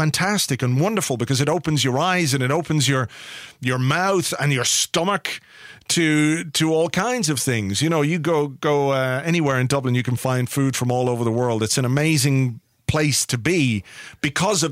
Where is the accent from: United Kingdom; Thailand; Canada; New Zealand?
United Kingdom; England; I was born in England, but I'm Irish.